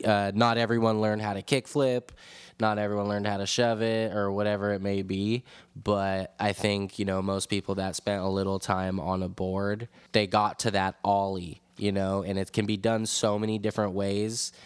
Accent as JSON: {"language": "English", "town": "San Francisco", "region": "California", "country": "United States", "tie": "born or raised there", "said": "growing up in San Francisco with all these amazing legendary spots everywhere"}